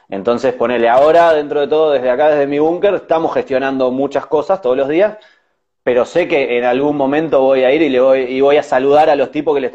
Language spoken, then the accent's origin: Spanish; Uruguay; Claro, yo soy recontra uruguayo.